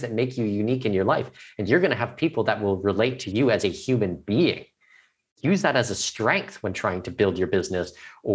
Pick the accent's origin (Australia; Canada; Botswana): Canada; I'm Canadian, I'm not American